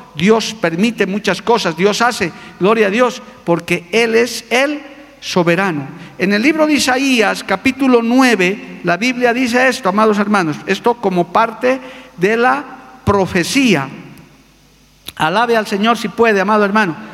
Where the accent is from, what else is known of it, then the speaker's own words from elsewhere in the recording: Bolivia; also born or lived in Cochabamba; yo soy boliviano, soy andino, todavía tengo algo de Aymara.